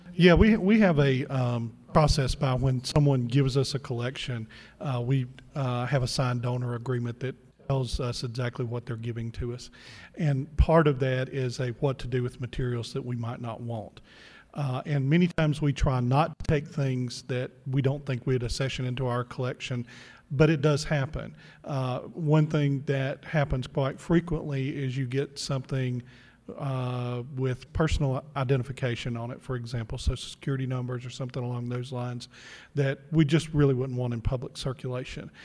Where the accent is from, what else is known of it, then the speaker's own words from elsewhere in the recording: Mississippi, United States; we're both from Mississippi